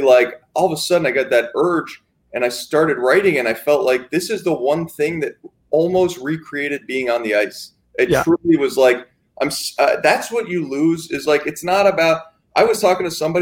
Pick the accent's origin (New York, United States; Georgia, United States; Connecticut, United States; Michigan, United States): Connecticut, United States; my youth hockey coach growing up in Connecticut